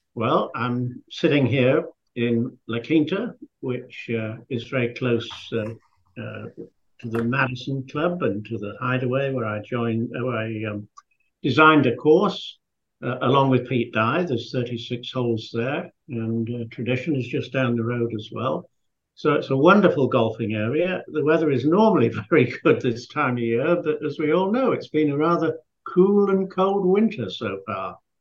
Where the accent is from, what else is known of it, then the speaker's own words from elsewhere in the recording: Scarborough, Yorkshire and the Humber, United Kingdom; moved away; I was a boy from Yorkshire, which, um, for those of you who live in America, that's uh, Yorkshire is halfway up on the right, and it was a seaside resort called Scarborough.